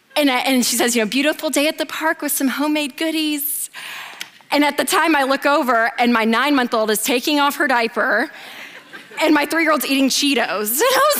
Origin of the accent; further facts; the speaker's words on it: Nashville, Tennessee, United States; I'm from Nashville, the South, so everything's monogrammed.